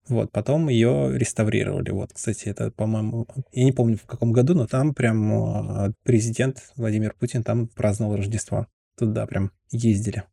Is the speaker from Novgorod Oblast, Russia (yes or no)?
yes; Veliky Novgorod, Novgorod Oblast, Russia; я коренной новгородец. Я прям родился и как бы не пытался куда-то переехать, все равно живу здесь всю жизнь.